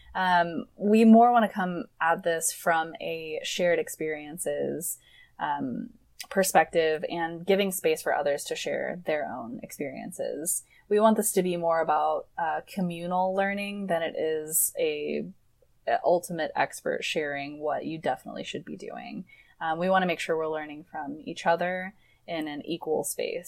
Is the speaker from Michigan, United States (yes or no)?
yes; Michigan, United States; moved away as an adult; now in Portland, United States; I am from Michigan originally